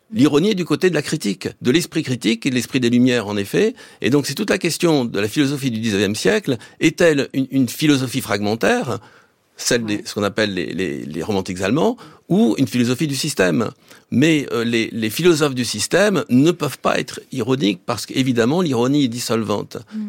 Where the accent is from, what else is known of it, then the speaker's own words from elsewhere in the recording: France; chez nous au XXe siècle